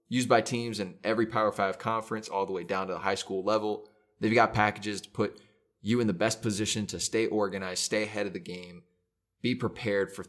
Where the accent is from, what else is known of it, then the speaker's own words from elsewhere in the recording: Dallas, Texas, United States; growing up in Dallas